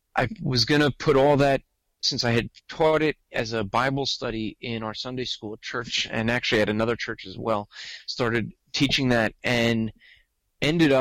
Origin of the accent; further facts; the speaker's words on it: New Jersey, United States; accent: New Jersey; I'm from New Jersey, as you said. I grew up in a Jewish household, have lived in New Jersey all my life